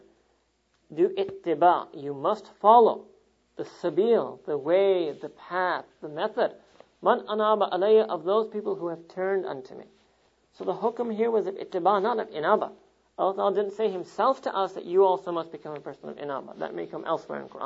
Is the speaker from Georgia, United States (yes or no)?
no; New York, United States; New York, my hometown